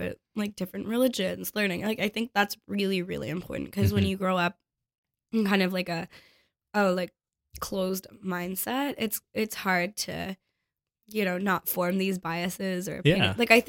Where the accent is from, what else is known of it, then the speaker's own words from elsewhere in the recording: Toronto, Ontario, Canada; now in Montreal, Canada; I grew up in Toronto, right? And now I live in Montreal.